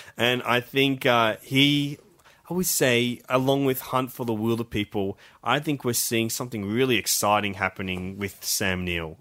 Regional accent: Australia; as Australian

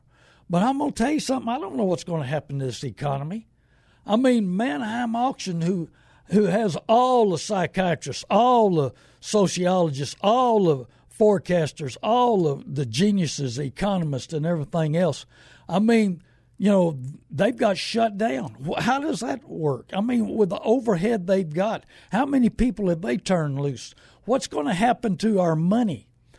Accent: New Braunfels, Texas, United States; because I've learned from the Germans in New Braunfels, growing up in New Braunfels, that they suck warm salt water to kill the germs

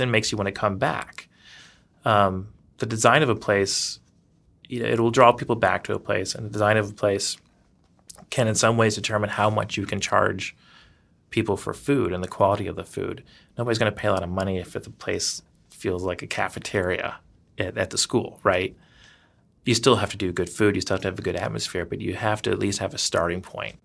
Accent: the South, United States; moved away as an adult; also born or lived in Louisiana / Georgia / Savannah, Georgia / New York; now in Madison, United States; I'm originally from the South in Louisiana and Georgia, so I, I kinda grew up in the, the Gothic South, as it were.

